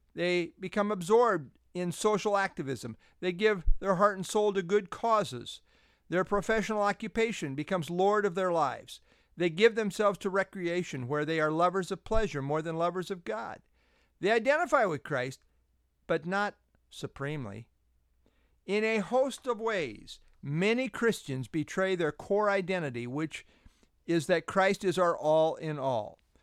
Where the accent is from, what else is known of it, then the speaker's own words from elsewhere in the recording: United States; I identify as an American